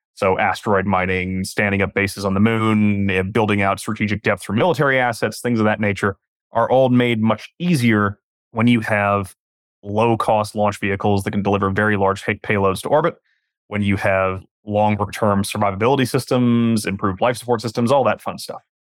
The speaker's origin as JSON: {"language": "English", "region": "Western Washington", "country": "United States", "moved": "yes", "lives_now": "Southern California, United States", "said": "I'm from Western Washington"}